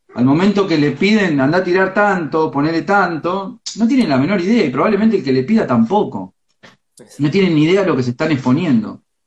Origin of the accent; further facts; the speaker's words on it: Florentino Ameghino, Buenos Aires Province, Argentina; yo soy del pueblo de Ameguino, yo me crié en el campo